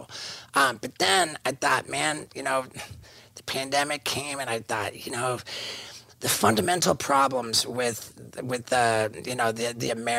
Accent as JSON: {"language": "English", "region": "England", "country": "United Kingdom", "tie": "born or raised there", "said": "I was born in England, which makes me British."}